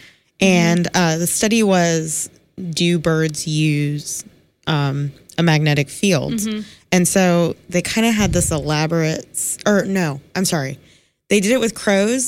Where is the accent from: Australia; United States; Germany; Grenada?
United States; Miami, Florida; now in Columbia, United States; my home state in Miami